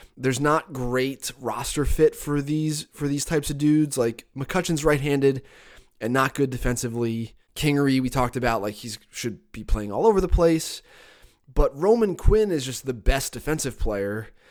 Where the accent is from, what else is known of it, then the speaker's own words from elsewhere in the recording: Catasauqua, Pennsylvania, United States; accent: mid-Atlantic; moved away as an adult; now in Arizona, United States; where I'm from specifically, Cattasauqua, Pennsylvania, is, like, equidistant between New York City and Philadelphia. And so everyone I grew up with talks like me